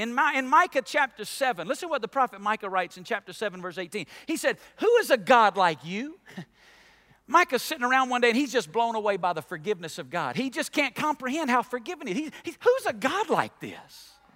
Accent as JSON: {"language": "English", "region": "Alabama", "country": "United States", "tie": "born or raised there", "said": "I grew up in Alabama"}